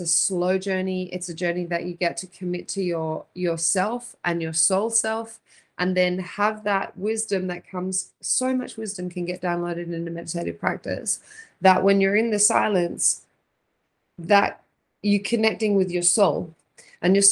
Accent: Australia; now in Phoenix, United States; I'm from Australia originally

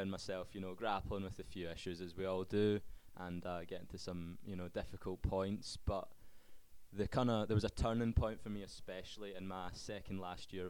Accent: Scotland, United Kingdom; Okay, so obviously I'm from Scotland. I grew up in a Christian family

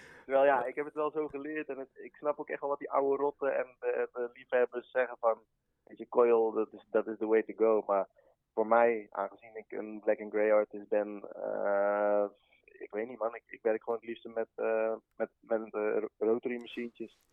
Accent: Vught, North Brabant, Netherlands; ik kom uit Vught

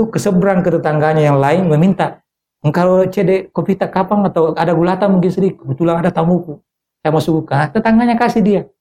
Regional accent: South Sulawesi, Indonesia; Eh, biasanya kalau kita lihat di rumah-rumah Bugis dan juga termasuk di kampung saya. Iya. Ya ini Bugis Makassar kan di kampung hmm. saya.

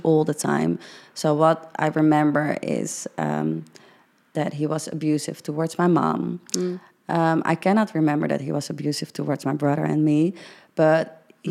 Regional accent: Netherlands; i'm dutch as hell

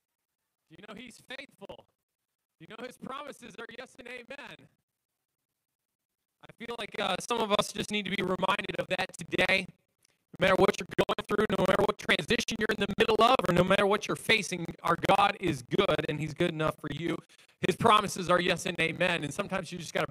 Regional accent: Wisconsin, United States; we're definitely from Wisconsin

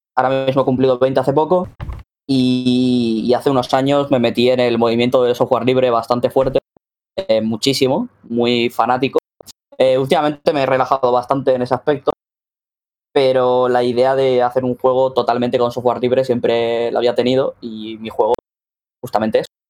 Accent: Spain; vengo de aquí de España

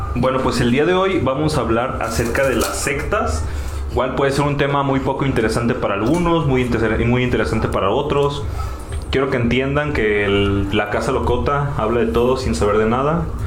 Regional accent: Mexico; nosotros que somos de México, aquí en México

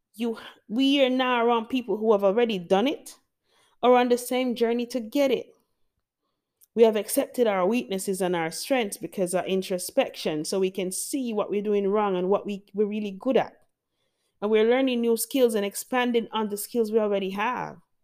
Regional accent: Jamaica; I love being Jamaican. I love my culture

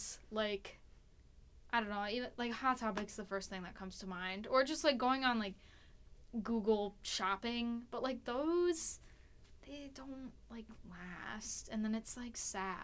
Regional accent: Wisconsin, United States; I'm from Wisconsin

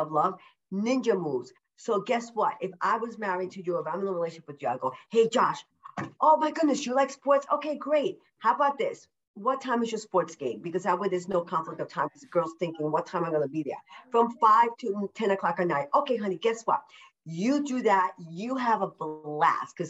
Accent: New York, United States; moved away; I'm a New Yorker, originally a New Yorker

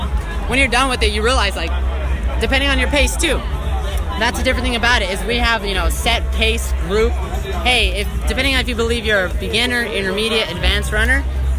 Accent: Texas, United States; I came from Texas, and it was one of those things.

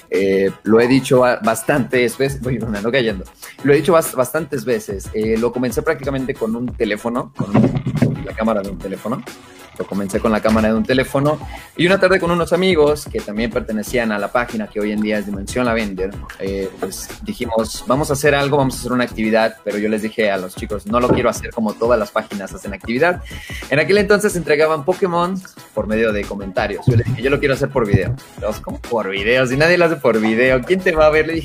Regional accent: Acapulco, Guerrero, Mexico; moved away as an adult; now in Mexico City, Mexico; yo no soy de la Ciudad de México, yo soy acapulqueño, soy costeño de corazón, la verdad soy costeño. Oh, y cuando yo vivía en Acapulco, ya hace más de, ya hace 10 años, hace 10 años, estamos hablando de casi 14, 15 años

